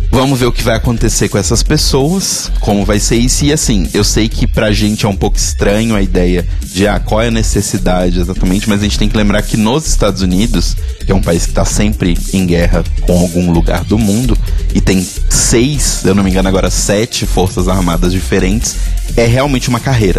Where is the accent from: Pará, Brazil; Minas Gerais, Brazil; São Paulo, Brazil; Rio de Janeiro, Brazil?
Minas Gerais, Brazil; da minha terra, Minas Gerais